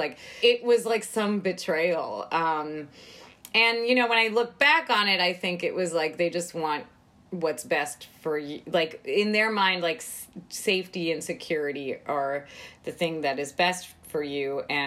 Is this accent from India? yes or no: yes; India; now in United States; as an Indian immigrant, first generation